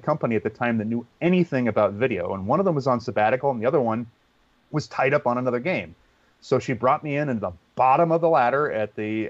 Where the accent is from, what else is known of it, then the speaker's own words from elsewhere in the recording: Pacifica, California, United States; I had this cable access TV station in my hometown of Pacifica, California